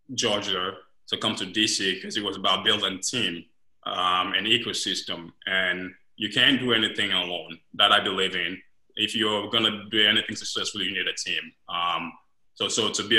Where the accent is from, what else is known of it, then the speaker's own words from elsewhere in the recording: Sierra Leone; also born or lived in Guinea / Senegal / London, England; now in Columbus, United States; I'm originally from Sierra Leone. I left my country because of the Civil War back in 2001, 1999 to be exact